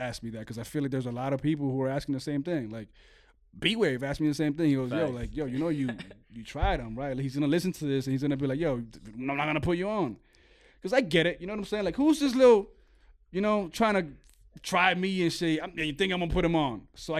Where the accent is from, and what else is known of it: Venezuela